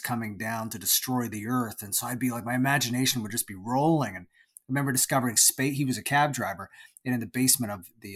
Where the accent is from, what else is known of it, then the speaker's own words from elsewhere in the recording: Toronto, Ontario, Canada; I was born in Toronto, Canada, and I lived most of my life there until I moved just outside of Toronto, but I've always pretty much lived within that area, what they call the GTA, the Greater Toronto Area.